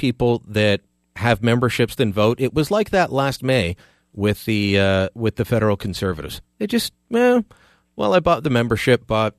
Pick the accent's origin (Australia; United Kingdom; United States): United Kingdom; Glasgow, Scotland; born or raised there; now in Canada